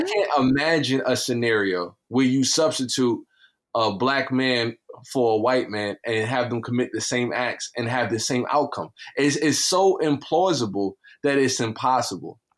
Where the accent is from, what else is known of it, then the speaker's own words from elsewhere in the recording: New York City, New York, United States; I am from Brownsville.